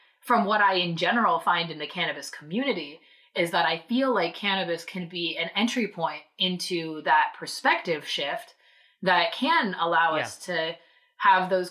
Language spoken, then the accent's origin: English; Southern California, United States; also born or lived in Hawaii / Boston; now in Salem, United States; I grew up in Southern California.